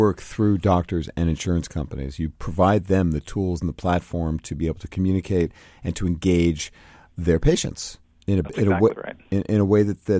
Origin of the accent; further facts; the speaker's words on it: Brooklyn, New York, United States; When I grew up in Brooklyn, New York, in the 50s and 60s, our family physician came to our house when one of us was sick.